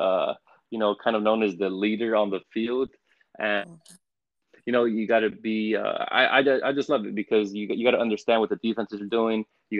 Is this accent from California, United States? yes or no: yes; Los Angeles, California, United States; I'm from Los Angeles, California